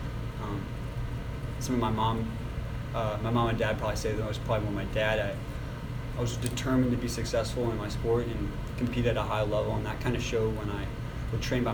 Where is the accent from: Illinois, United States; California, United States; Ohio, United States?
Ohio, United States; Copley; I grew up in the Akron area, Copley actually